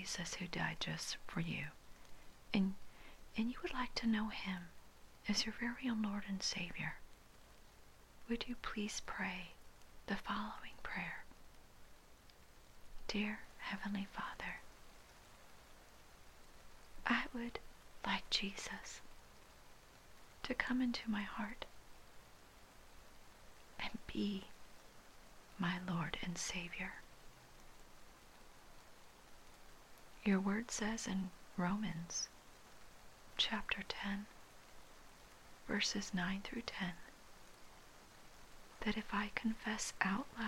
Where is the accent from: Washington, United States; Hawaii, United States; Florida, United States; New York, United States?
Hawaii, United States; I was born and raised in Hawaii, does not make me Hawaiian